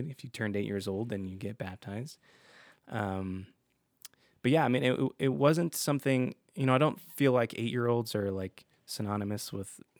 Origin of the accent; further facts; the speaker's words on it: Utah, United States; You know, growing up in Utah, obviously there's a lot of Mormons here, so that's what most people did